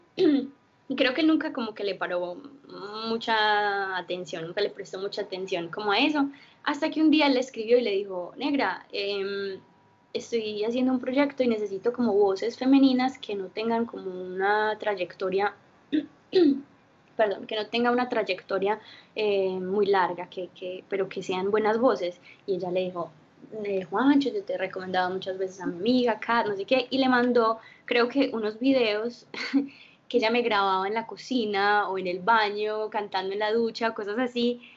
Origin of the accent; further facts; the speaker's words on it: Miami, Florida, United States; moved away as an adult; also born or lived in San Javier, Medellín, Colombia; now in Colombia; yo fui criada en Miami, Florida